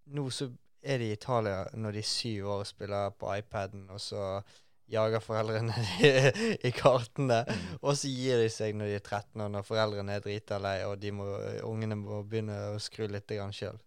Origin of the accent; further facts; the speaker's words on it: Bergen, Vestland, Norway; jeg er fra Bergen.